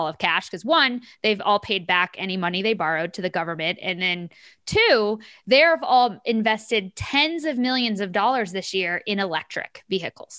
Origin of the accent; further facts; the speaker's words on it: Kansas, United States; I'm from Kansas. I still live in Kansas City, and I went home this weekend to visit family